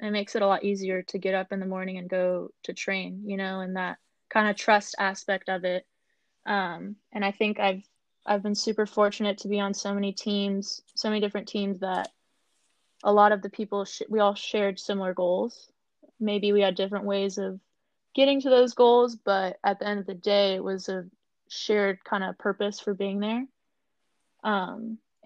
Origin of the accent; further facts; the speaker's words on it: Tustin, California, United States; growing up in Tustin, it's definitely a big aquatic-based community